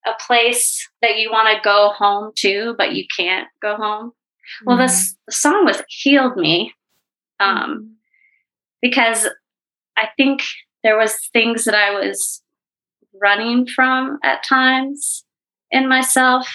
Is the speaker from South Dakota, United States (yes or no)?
no; Eagle Rock, Virginia, United States; I ended up growing up in Virginia, in Eagle Rock, Virginia